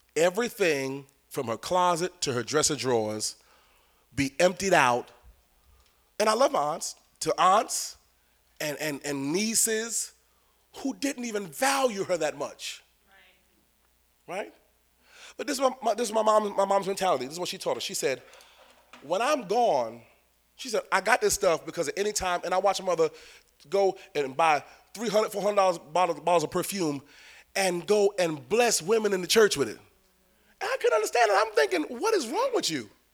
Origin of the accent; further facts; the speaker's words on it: New York, United States; I'm a New Yorker